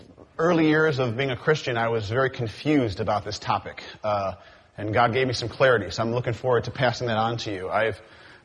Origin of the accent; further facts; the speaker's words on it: Cleveland, Ohio, United States; I am from Cleveland, Ohio, the home of the Cleveland Indians